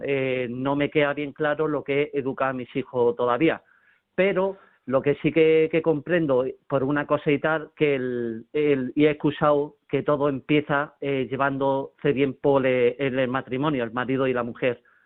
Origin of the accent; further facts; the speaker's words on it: Málaga, Andalusia, Spain; Soy eh, de Málaga